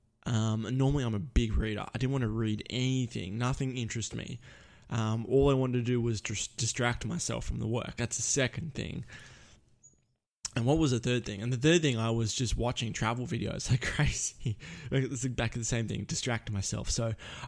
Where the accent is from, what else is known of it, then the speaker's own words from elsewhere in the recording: Melbourne, Victoria, Australia; moved away; my hometown of Melbourne